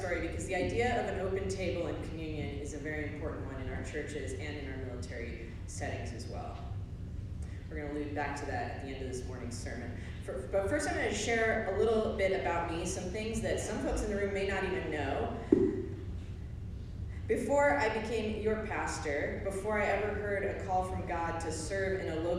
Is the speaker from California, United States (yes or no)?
yes; Camp Pendleton, California, United States; And I was this military kid, and I grew up on Camp Pendleton in Southern California